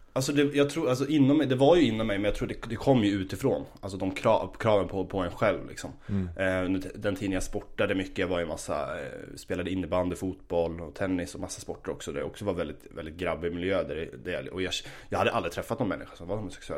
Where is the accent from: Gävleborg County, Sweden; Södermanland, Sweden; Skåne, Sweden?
Gävleborg County, Sweden; Gävle; moved away as an adult; also born or lived in Stockholm; now in Uppsala, Sweden; Jag kommer ursprungligen från, eh, från Gävle. Ehm, och eh, ja, växte upp där.